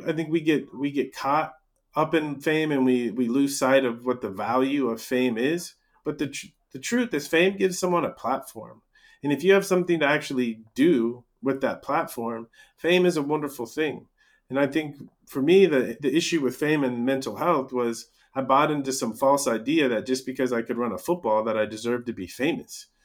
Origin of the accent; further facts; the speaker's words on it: United States; growing up in America